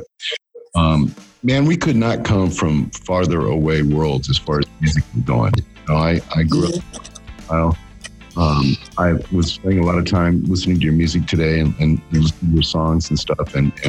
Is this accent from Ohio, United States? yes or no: yes; Akron, Ohio, United States; I'm a recovering alcoholic addict. And I live in Akron, Ohio, dude, believe it or not. Akron, Ohio.